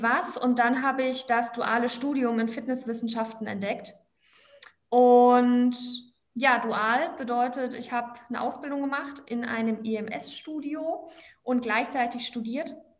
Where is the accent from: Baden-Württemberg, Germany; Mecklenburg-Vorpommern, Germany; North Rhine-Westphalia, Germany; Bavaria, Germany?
Baden-Württemberg, Germany; Black Forest; moved away as an adult; now in Cologne, Germany; ursprünglich komme ich aus dem Schwarzwald